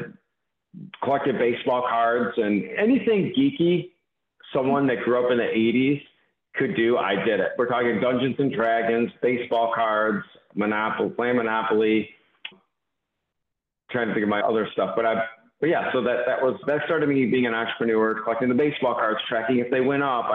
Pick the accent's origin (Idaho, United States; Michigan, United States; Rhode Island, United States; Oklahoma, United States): Michigan, United States; Mount Clemens; I grew up in the Detroit area, Mount Clemens, which became Clinton Township, Michigan, just east of Detroit, northeast a little bit